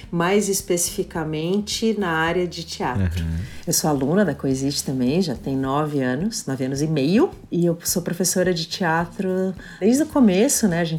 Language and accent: Portuguese; São Paulo, Brazil; born there; Eu nasci em São Paulo. Eu nasci no Hospital 9 de Julho.